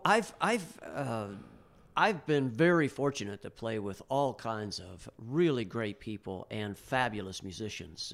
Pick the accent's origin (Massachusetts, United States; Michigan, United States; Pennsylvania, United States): Pennsylvania, United States; Bradford; now in Pittsburgh, United States; as a kid growing up in Bradford, Pennsylvania